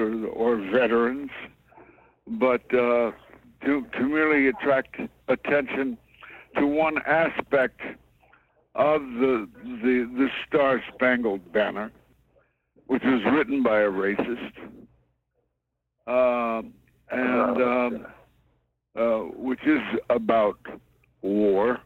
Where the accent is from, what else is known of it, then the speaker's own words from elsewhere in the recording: Kansas City, United States; moved away; I come from Kansas City, and I went to segregated schools.